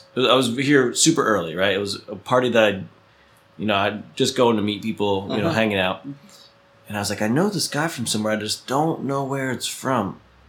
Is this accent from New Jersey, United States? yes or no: yes; New Jersey, United States; It turns out that an apartment I used to rent in New Jersey, in my hometown, he was my landlord.